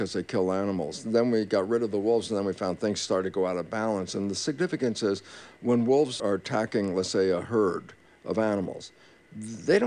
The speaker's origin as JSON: {"language": "English", "region": "California", "country": "United States", "said": "being a Californian"}